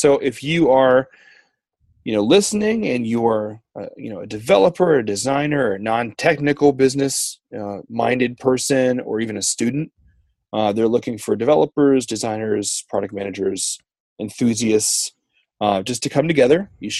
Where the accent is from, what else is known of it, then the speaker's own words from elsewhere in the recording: Worcester, Massachusetts, United States; I'm from Worcester.